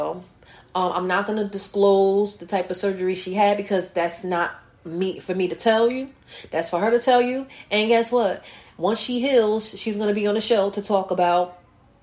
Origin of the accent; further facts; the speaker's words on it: North New Jersey, United States; North New Jersey again. My hometown.